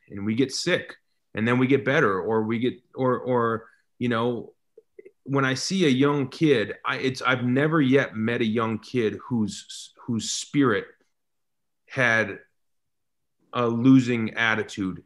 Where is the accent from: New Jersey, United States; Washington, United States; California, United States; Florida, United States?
Washington, United States; Seattle; I'm from Seattle